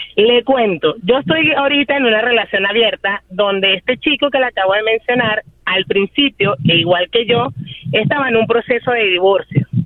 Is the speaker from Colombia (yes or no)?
no; Venezuela; moved away as an adult; now in Chicago, United States; Soy venezolana y tengo un año y medio viviendo en Chicago